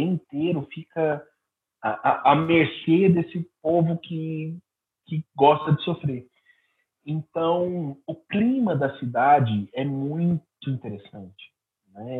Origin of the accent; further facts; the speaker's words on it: Araguari, Minas Gerais, Brazil; lá na cidade de Araguari, Minas Gerais, é, que é a minha cidade natal